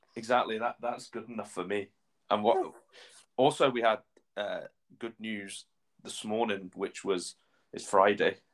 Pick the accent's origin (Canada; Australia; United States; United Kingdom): United Kingdom; Shrewsbury, West Midlands; moved away as an adult; now in Scotland; I'm a Shrewsbury Town fan as well, my hometown club